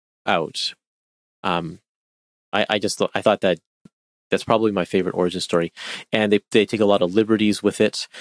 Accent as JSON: {"language": "English", "country": "Canada", "said": "I'm Canadian"}